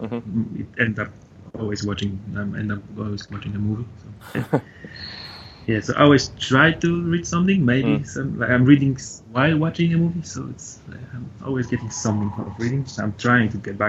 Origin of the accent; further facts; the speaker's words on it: Poland; English is a second language; moved away as an adult; now in Brisbane, Australia; it's a Polish name, so I have to apologize for my accent